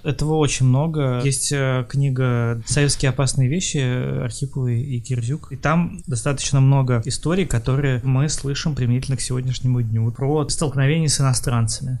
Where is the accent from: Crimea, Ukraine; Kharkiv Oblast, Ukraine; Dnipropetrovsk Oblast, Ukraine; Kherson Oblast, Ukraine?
Kharkiv Oblast, Ukraine; Kharkiv; я из Харькова